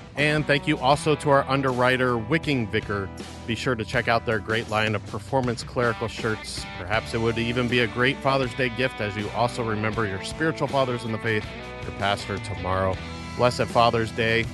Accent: United States; as American Christians

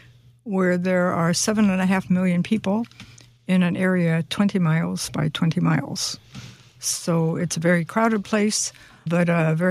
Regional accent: Florida, United States; I'm from Florida, and so the climate is quite wet and quite hot.

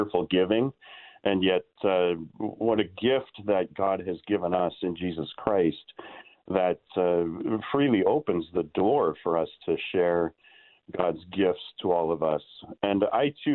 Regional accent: Seattle, Washington, United States; also born or lived in Northern California; now in Sacramento, United States; I grew up outside of Seattle

